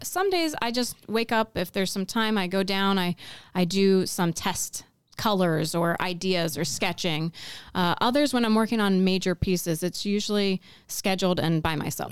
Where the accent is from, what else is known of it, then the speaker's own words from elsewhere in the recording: Pennsylvania, United States; moved away as an adult; also born or lived in New York / North Carolina; I grew up in Pennsylvania